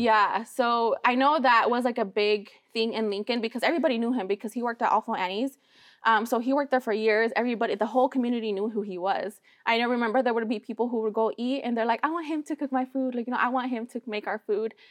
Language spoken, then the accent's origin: English; Sacramento, California, United States; also born or lived in Michoacán, Mexico; we came here to Sacramento. Like this is where we grew up. This is my hometown